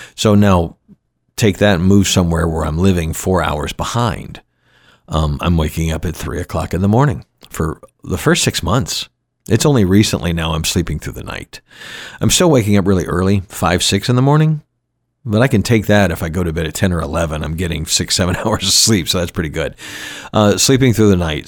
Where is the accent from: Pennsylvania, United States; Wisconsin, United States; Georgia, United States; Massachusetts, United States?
Georgia, United States; Atlanta; moved away as an adult; also born or lived in Florida / Grand Cayman, Cayman Islands; now in Kenai Peninsula, Alaska, United States; the same eighty that I grew up with in Georgia